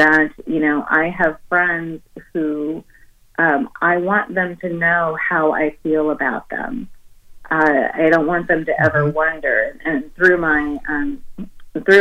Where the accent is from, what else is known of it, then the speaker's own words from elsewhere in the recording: Oakland, California, United States; I was raised in Oakland, California